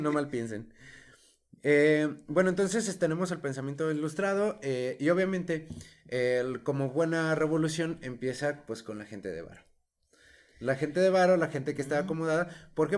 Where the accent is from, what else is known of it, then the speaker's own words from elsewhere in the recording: Mexico; Todos pagamos impuestos como ciudadanos mexicanos